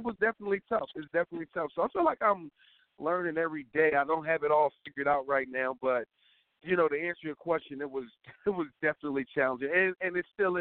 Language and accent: English; Philadelphia, Pennsylvania, United States; moved away as an adult; I'm from Philadelphia, born and raised